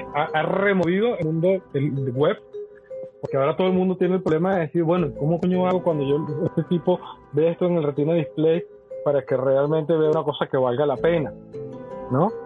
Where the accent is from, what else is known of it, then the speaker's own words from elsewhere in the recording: Venezuela; como venezolanos